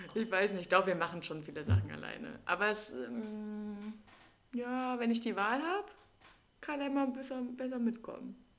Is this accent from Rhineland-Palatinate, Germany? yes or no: no; Wildeshausen, Lower Saxony, Germany; first language German; meine Heimatstadt ist Wildeshausen